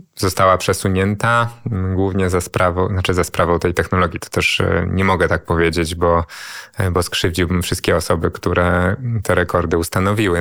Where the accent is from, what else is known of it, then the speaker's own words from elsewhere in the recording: Warsaw, Masovian Voivodeship, Poland; urodziłem się i wychowałem na Żoliborzu